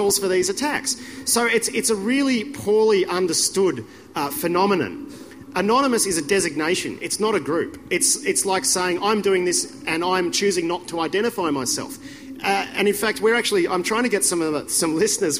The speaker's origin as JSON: {"language": "English", "town": "Melbourne", "region": "Victoria", "country": "Australia", "moved": "yes", "said": "I'm originally from Melbourne"}